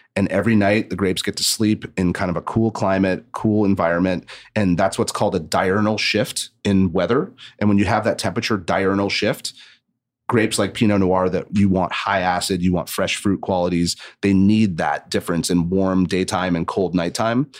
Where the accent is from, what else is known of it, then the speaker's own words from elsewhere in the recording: Santa Barbara, California, United States; I grew up in Santa Barbara